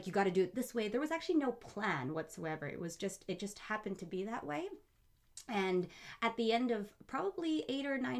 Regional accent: Surrey, British Columbia, Canada; also born or lived in Middle East / Abbotsford; So by the time I was five, we moved to BC, and I lived in Surrey basically my whole life.

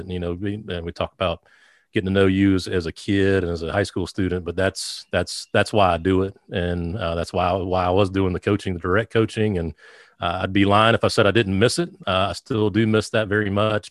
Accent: Sumter, South Carolina, United States; I grew up in the metropolis of Sumter, South Carolina.

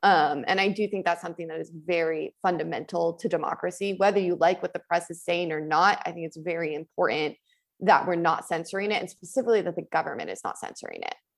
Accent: United States; In my hometown, we used to have three newspapers. I'm from Tahoe, so we had a paper in Incline and in Tahoe City and in Truckee

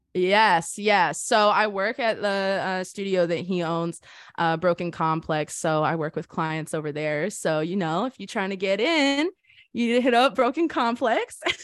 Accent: Boca Raton, Florida, United States; moved away as an adult; also born or lived in Hollywood, Florida; I was born in Hollywood, Florida, grew up in Boca Raton

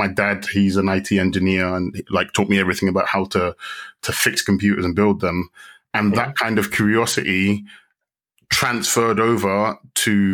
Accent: London, United Kingdom; moved away as an adult; also born or lived in Ghana; now in Madrid, Spain; born and raised in London

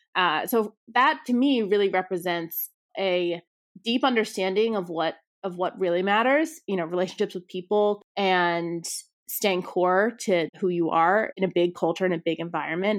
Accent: suburbs outside New York City, United States; also born or lived in Brooklyn, New York; I grew up outside of New York City in the suburbs

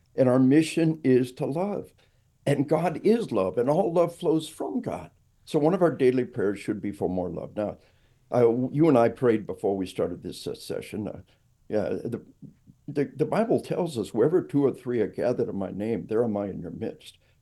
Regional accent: Arkansas, United States; we are from Arkansas

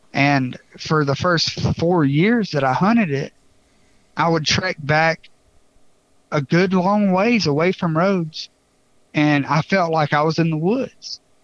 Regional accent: Bartow County, Georgia, United States; I grew up in Bartow County, Georgia

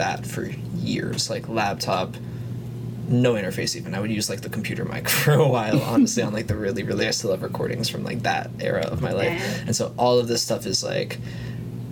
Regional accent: Jupiter, Florida, United States; also born or lived in West Palm Beach, Florida; I grew up around there in the Jupiter area, which is pretty much east coast of Florida, hour and a half north of Miami

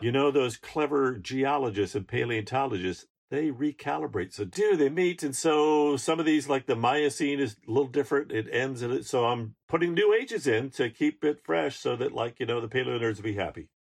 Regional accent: Alaska, United States; I'm from Alaska

